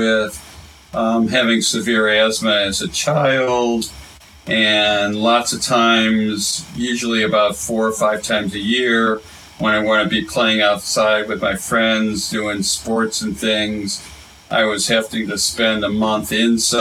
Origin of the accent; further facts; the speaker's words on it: University City, Missouri, United States; I grew up in University City, Missouri, where Washington University was